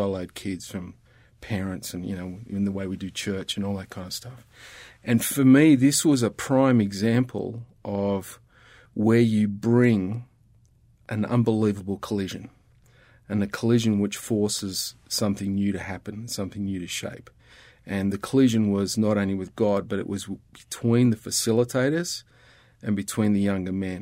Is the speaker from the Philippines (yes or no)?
no; Australia